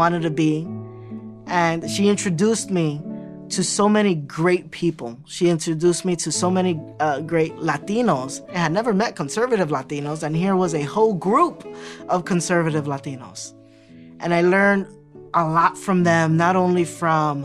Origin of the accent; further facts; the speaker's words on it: New York City, New York, United States; I grew up in Williamsburg, Brooklyn, 5-floor building